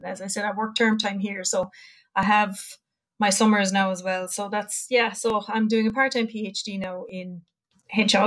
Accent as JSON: {"language": "English", "town": "Crosshaven", "region": "Munster", "country": "Ireland", "said": "I am from Cork originally, so a little place called Crosshaven, which is right there at the mouth of Cork Harbour"}